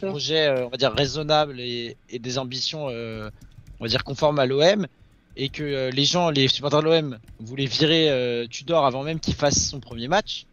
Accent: Paris, Île-de-France, France; je suis parisien

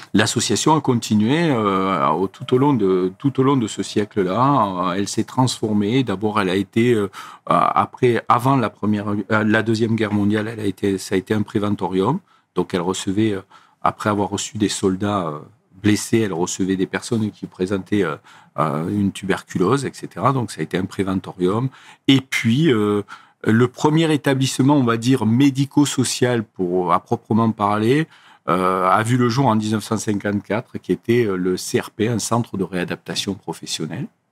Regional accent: Lozère, Occitania, France; moved away as an adult; also born or lived in Montpellier; je suis originaire de Lozère

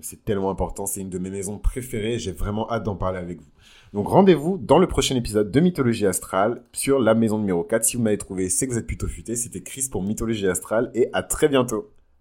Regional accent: south-west France, France; la région dans laquelle j'ai grandi dans le sud-ouest

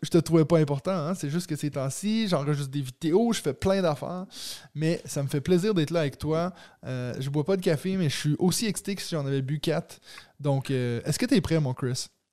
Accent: Waterloo, Quebec, Canada; Je suis comme, ah ouais, Waterloo

